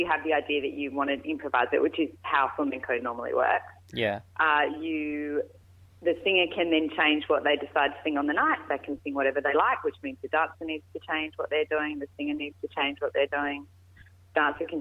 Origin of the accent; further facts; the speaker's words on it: Australia; also born or lived in Madrid, Spain; being an Australian in Spain